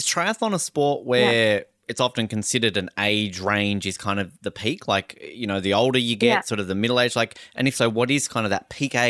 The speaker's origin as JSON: {"language": "English", "region": "Tasmania", "country": "Australia", "tie": "born or raised there", "said": "Growing up, you go to the mainland, as we call it, and I'm from Tasmania."}